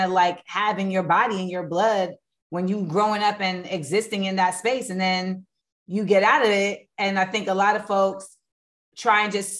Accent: Orlando, Florida, United States; moved away; also born or lived in New York; I grew up in Orlando, but I really was groomed in New York in hip hop

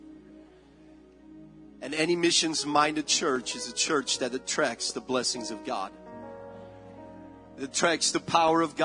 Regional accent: Belgium; moved away; I'm born and raised in Belgium

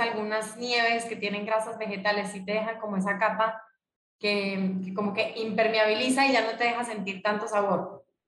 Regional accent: Colombia; now in Mexico; cuando nos vinimos de Colombia a México

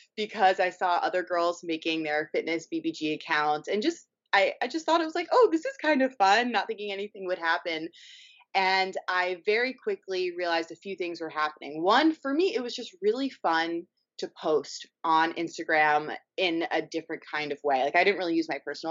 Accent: New York City, New York, United States; moved away as an adult; also born or lived in Los Angeles; I grew up in New York City, went to school in Los Angeles at USC, studied fine art.

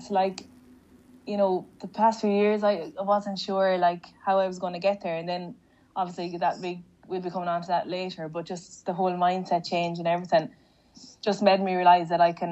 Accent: Shrule, Connacht, Ireland; it was nothing but happy childhood memories. Um, as you know yourself, it's a small little village, and everyone kind of knows everyone.

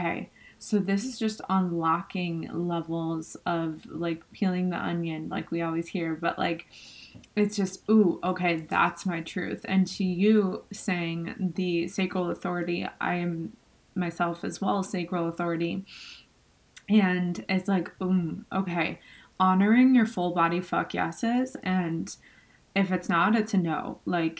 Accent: Buffalo, New York, United States; moved away; we're both from Buffalo, New York

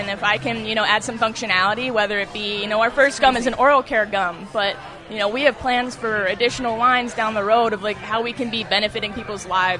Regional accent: York, Pennsylvania, United States; York, PA.

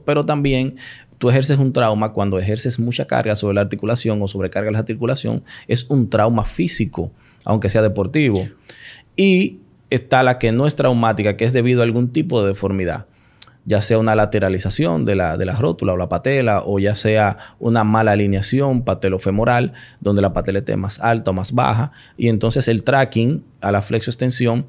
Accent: Santiago de los Caballeros, Santiago, Dominican Republic; also born or lived in Florida; now in Santo Domingo, Dominican Republic; yo soy oriundo de Santiago, Los Caballeros.

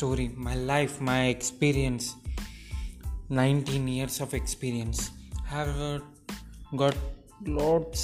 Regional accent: Nandikotkur, Andhra Pradesh, India; I was born in Nandikotkur, Kurnool district, Andhra

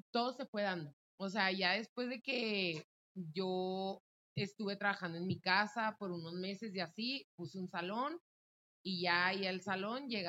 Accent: Mexico; desgraciadamente como mexicanos también tenemos ah. mucho la cultura del malinchismo

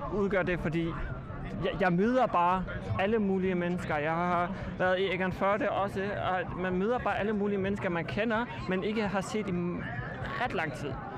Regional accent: Flensburg, Schleswig-Holstein, Germany; jeg kommer her fra Flensborg.

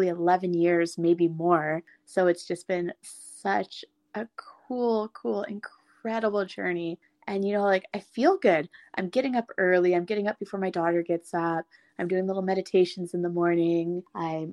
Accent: Ottawa, Ontario, Canada; moved away as an adult; I went home to Ottawa, and I now have such a love and appreciation for my hometown

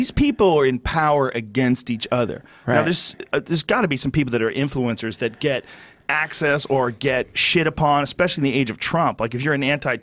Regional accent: United States; I'm an American.

